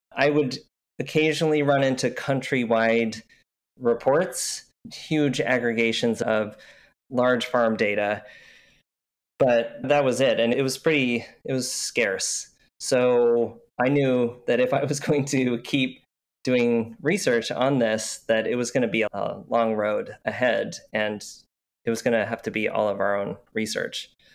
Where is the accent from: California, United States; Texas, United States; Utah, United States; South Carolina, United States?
Utah, United States; also born or lived in Oregon; now in Portland, United States; I grew up in Utah where you couldn't drink coffee